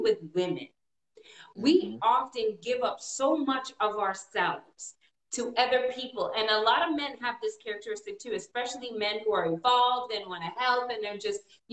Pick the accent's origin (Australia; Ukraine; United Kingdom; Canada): Canada; now in United States; I was born in Canada. My parents are from Trinidad.